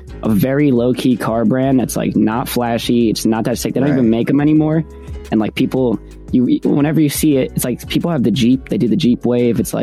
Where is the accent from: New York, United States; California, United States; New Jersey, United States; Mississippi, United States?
New Jersey, United States; I'm from New Jersey.